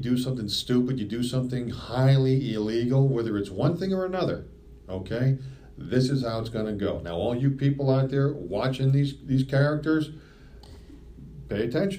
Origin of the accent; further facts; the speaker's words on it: United States; Because I'm from the United States of America?